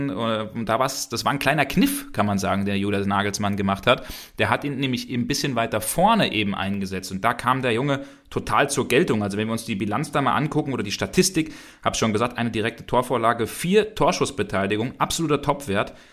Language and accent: German; Hesse, Germany; ich bin doch ein alter Hesse, aber wenn man das vielleicht so manchmal noch raushört